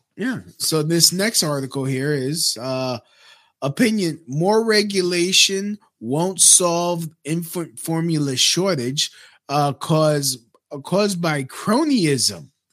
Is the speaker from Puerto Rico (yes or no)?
yes; Puerto Rico; my home, my home country, Puerto Rico